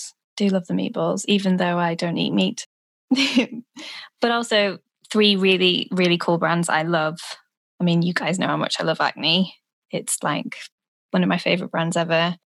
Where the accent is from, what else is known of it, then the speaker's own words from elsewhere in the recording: Yorkshire and the Humber, United Kingdom; I'm actually from Yorkshire